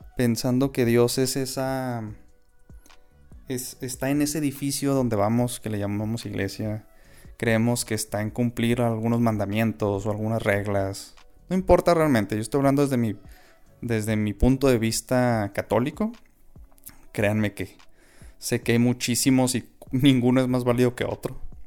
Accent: Chihuahua, Mexico; yo soy de Chihuahua, mis abuelos son de Delicias

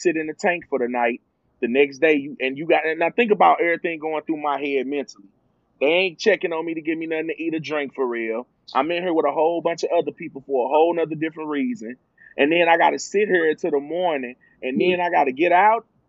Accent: Charlotte, North Carolina, United States; I grew up in Washington Park. I'm from Charlotte

